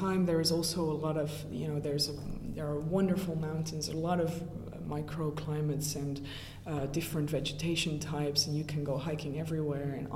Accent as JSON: {"language": "English", "town": "Brussels", "region": "Brussels-Capital Region", "country": "Belgium", "tie": "born or raised there", "moved": "yes", "said": "I already knew French because I grew up in Brussels, so I am used to a French-speaking environment"}